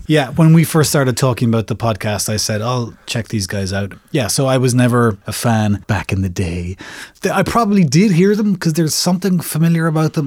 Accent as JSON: {"language": "English", "country": "Ireland", "said": "as an Irish person"}